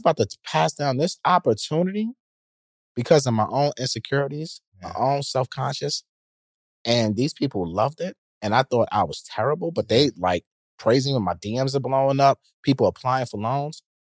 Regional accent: New York City, New York, United States; I'm from Queens

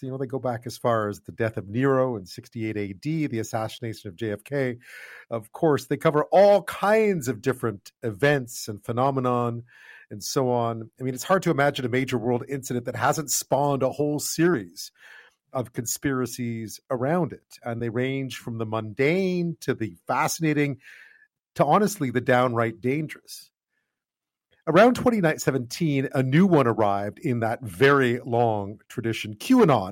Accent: Quebec, Canada; moved away; I grew up in Quebec

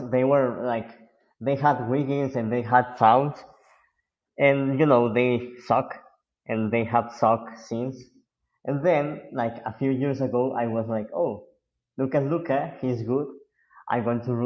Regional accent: Mexico; I'm not from the U.S. I'm from Mexico

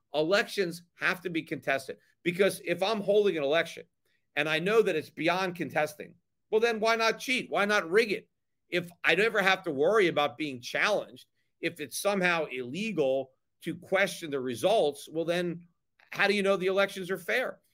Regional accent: United States; also born or lived in Connecticut; now in Puerto Rico; As an American, as a libertarian

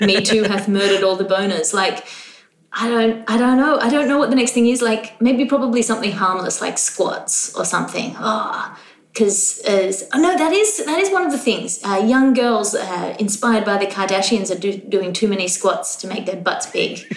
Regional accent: Australia; I'm Australian

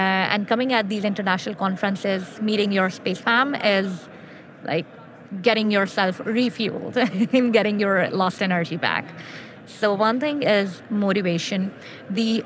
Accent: Pakistan; English is a second language

